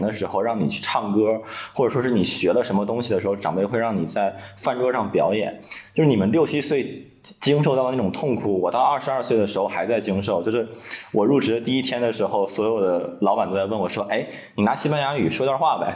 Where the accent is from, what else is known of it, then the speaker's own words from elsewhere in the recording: Dalian, Liaoning, China; 我是大连人